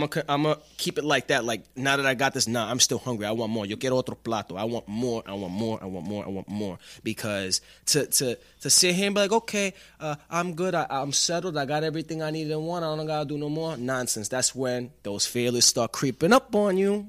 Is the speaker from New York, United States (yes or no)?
yes; New York City, New York, United States; moved away as an adult; now in Atlanta, United States; I am from Staten Island